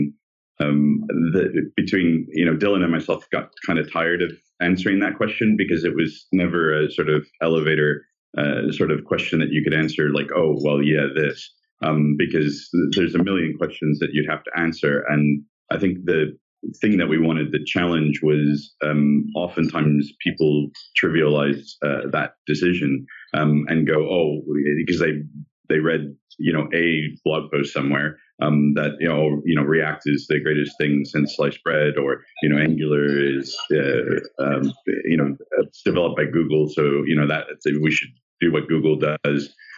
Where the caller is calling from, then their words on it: Australia; I'm coming from Australia in the morning